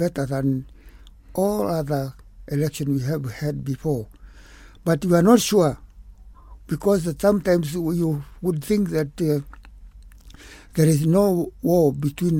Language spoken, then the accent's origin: English; Murang'a, Murang'a County, Kenya; I grew up in Kikuyu land, herding boys and working